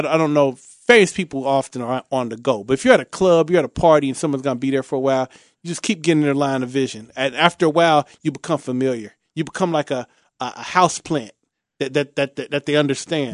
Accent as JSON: {"language": "English", "town": "Cincinnati", "region": "Ohio", "country": "United States", "said": "I'm from Bond Hill, um, um, Shane Kerr, he grew up, um, just a few blocks from me."}